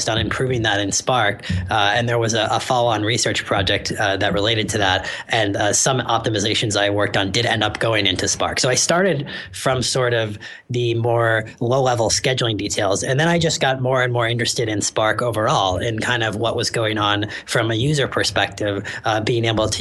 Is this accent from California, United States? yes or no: yes; San Francisco, California, United States; I'm actually from San Francisco originally, so I was happy to be back in the Bay Area